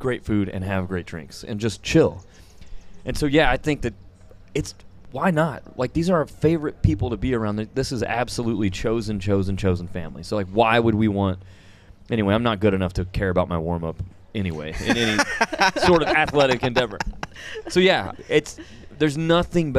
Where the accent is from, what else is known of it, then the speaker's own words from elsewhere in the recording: Parsons, Kansas, United States; now in Stillwater, United States; my hometown in Parsons, Kansas.